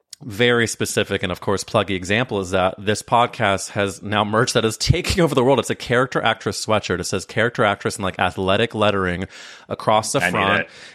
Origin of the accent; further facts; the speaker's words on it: Midwest, United States; because I grew up in the Midwest, and I guess Charlotte is considered the South, I guess.